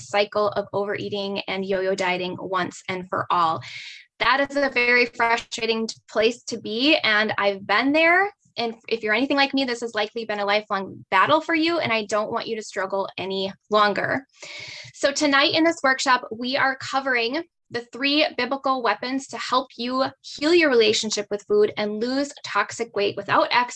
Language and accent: English; Northern Wisconsin, United States; I'm from Northern Wisconsin